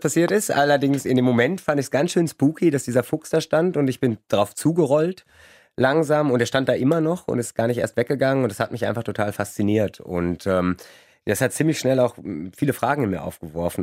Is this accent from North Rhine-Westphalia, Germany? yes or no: yes; Kleve, North Rhine-Westphalia, Germany; now in Cologne, Germany; Ich komme ursprünglich aus Kleve vom Niederrhein und da gibt es viel, viel Nichts, viel Natur und da bin ich den ersten Tieren auch begegnet